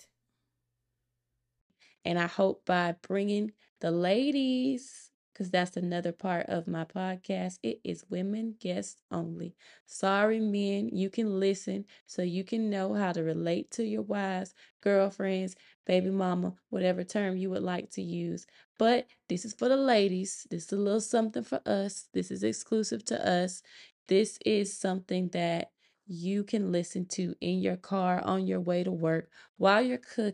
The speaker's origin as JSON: {"language": "English", "town": "Montgomery", "region": "Alabama", "country": "United States", "moved": "as an adult", "lives_now": "Georgia, United States", "said": "I'm from Montgomery, Alabama, but I currently reside in Georgia, where I am stationed"}